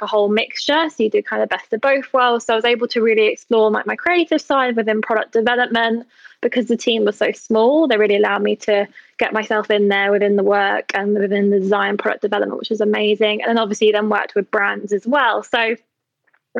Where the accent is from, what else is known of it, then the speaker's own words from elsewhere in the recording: London, United Kingdom; moved away as an adult; also born or lived in Berlin; I'm from London, but when I graduated, I didn't really want to go back to London at that point.